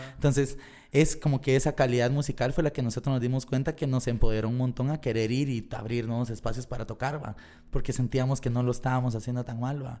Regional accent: Guatemala; nosotros salimos de Guateca

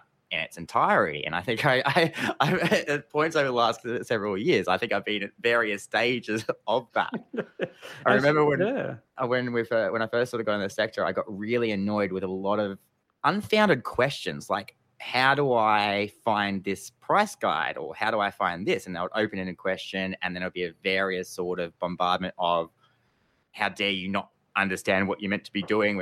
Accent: Geelong, Victoria, Australia; my home town of Geelong

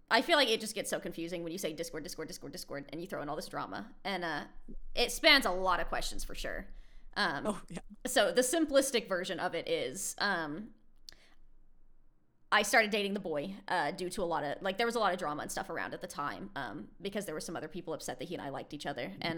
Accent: United States; I'm American.

